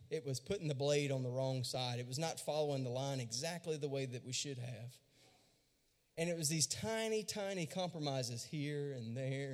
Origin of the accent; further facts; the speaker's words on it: Louisiana, United States; I was born and raised in Louisiana, and I went to a really small school.